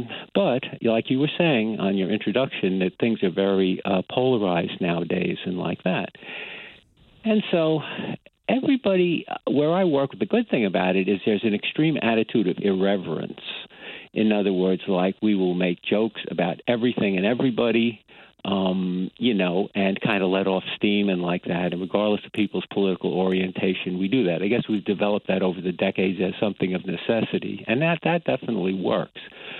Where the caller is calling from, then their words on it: Brookhaven, New York, United States; I'm calling from Brookhaven in Long Island.